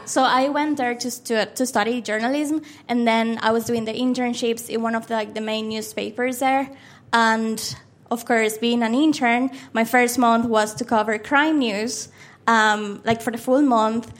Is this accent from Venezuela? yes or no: yes; Maracaibo, Zulia, Venezuela; first language Spanish; English is a second language; moved away as an adult; now in Dublin, Ireland; the place that you were born and raised, and that's Venezuela